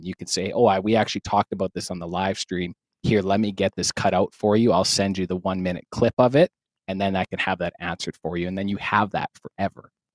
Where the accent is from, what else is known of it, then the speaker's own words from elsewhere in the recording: Saskatoon, Saskatchewan, Canada; I'm from Saskatoon, Saskatchewan, Canada